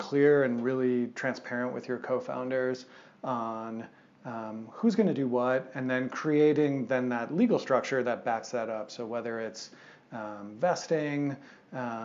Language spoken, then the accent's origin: English; Madison, Wisconsin, United States; moved away as an adult; now in Boulder, United States; my hometown of Madison, Wisconsin